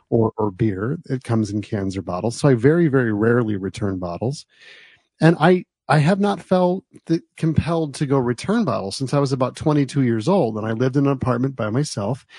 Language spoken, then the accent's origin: English; United States; moved away; also born or lived in New Jersey; where I grew up in New York and New Jersey